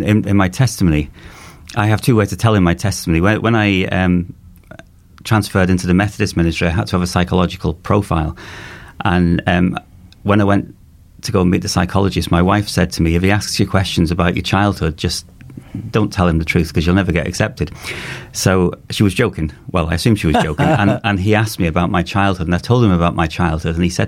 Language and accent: English; Cheshire, North West England, United Kingdom; I'm from Cheshire, and our nearest cities were like Chester and Liverpool and Manchester